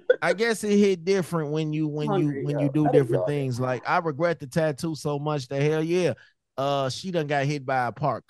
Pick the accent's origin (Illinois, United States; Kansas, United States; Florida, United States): Illinois, United States; Chicago; I'm from Chicago.